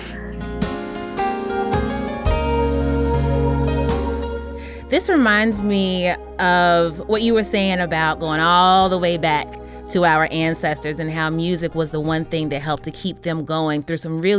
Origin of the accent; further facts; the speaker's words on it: the South, United States; I was born in the South. I was baptized Black Southern Christian around 6 or 7 years old.